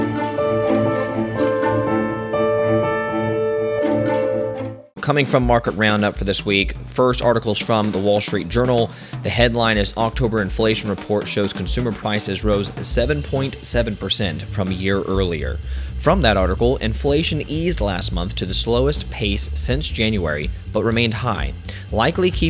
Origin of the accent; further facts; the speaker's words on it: Savannah, Georgia, United States; I was born and raised in the Savannah area. Savannah, Georgia